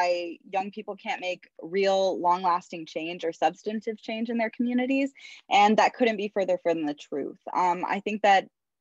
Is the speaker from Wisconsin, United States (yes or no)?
yes; Madison, Wisconsin, United States; I grew up in Madison, Wisconsin, which is a very activist-centered town.